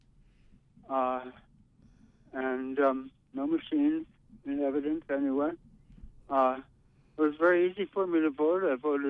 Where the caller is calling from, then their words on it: Brooklyn, New York, United States; I'm calling from Brooklyn.